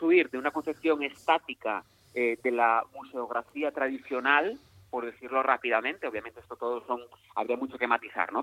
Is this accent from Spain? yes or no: yes; Mieres, Asturias, Spain; las personas que somos de Mieres